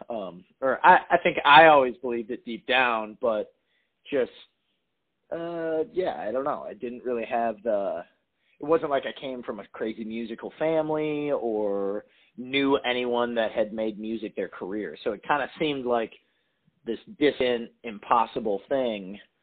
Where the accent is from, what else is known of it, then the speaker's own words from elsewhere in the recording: Appleton, Wisconsin, United States; moved away as an adult; now in Nashville, United States; I'm born and raised in Appleton, Wisconsin